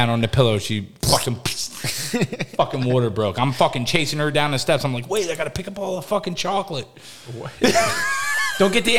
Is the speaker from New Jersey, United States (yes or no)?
yes; New Jersey, United States; I'm from Jersey, bro.